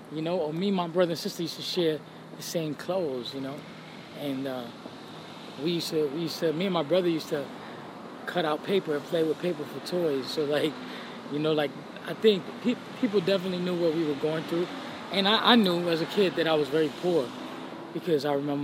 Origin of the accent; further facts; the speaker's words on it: New York City, New York, United States; also born or lived in Spanish Harlem, New York City / Puerto Rico (family); I grew up in Brooklyn half my life and then Spanish Harlem